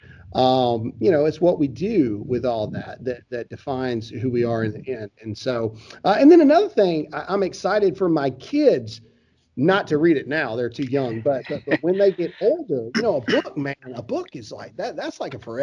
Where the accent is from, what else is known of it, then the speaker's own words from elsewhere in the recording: Caledonia, Mississippi, United States; Everybody from my hometown is super pumped because nobody knows what Caledonia, Mississippi is.